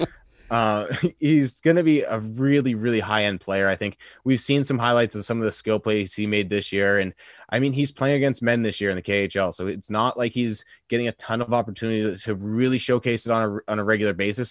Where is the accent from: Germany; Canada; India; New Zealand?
Canada; as a Canadian